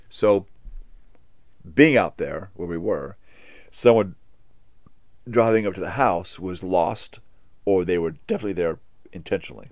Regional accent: Hawaii, United States; I grew up in Hawaii

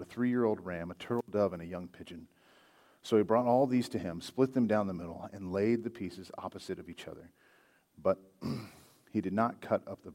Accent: Hobbs, New Mexico, United States; moved away as an adult; also born or lived in Fort Worth, Texas; now in Alamogordo, United States; I'm originally from Homs, New Mexico. I was born and raised over there all my life until, I don't know, 7 or 8 years ago

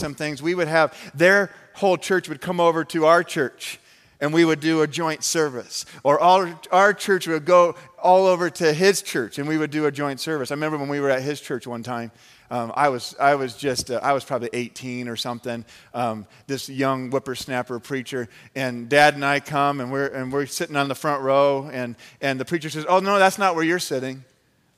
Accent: Phoenix, Arizona, United States; I grew up in the Phoenix, Arizona area

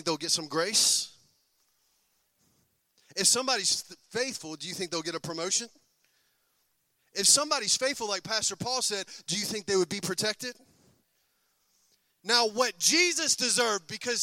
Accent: United States; I'm an American. I was born in America

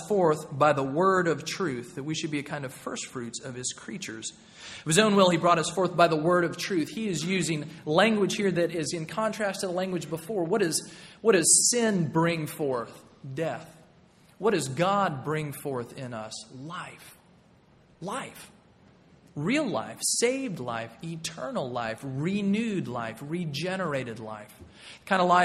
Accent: Nashville, Tennessee, United States; moved away; also born or lived in North Carolina; I grew up in Middle Tennessee, in Nashville, Tennessee

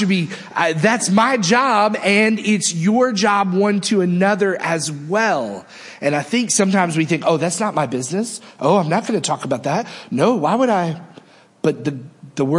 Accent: United States; we are Americans

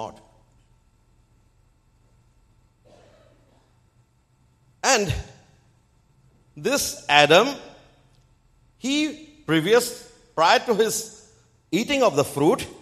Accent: India; also born or lived in eastern India / Bengal; I am from India.

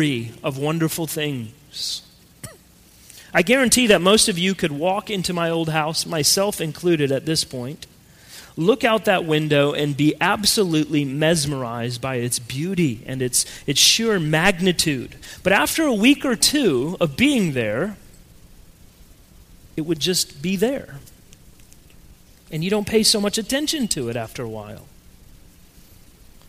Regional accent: Colorado, United States; moved away; growing up in Colorado, and yes, it is pronounced Colorado, my family lived in a house that was on top of a very large hill

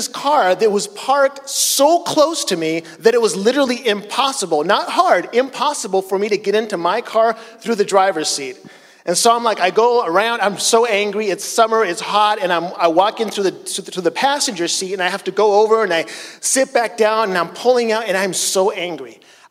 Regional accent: Chile; So, as some of you know, I grew up in Chile as a missionary, and in Chile, in South America, cars are very small

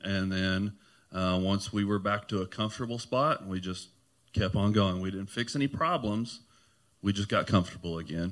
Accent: Clarksville, United States; I'm from Clarksville, been here all my life.

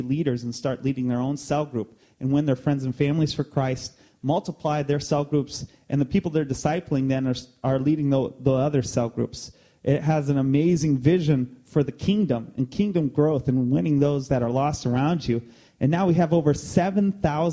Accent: East Peoria, Illinois, United States; moved away as an adult; also born or lived in Quad Cities / Brazil; We grew up in East Peoria. I did, I should say.

